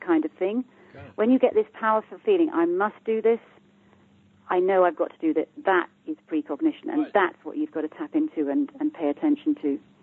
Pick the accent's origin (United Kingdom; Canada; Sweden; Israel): United Kingdom; I'm from the UK, as you can hear by my accent